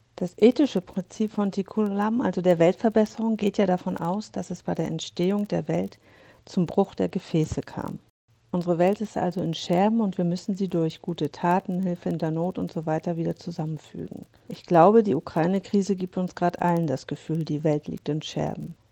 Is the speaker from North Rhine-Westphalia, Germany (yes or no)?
no; Hamburg, Germany; now in Berlin, Germany; in meiner Geburtsstadt Hamburg, in Berlin, wo ich wohne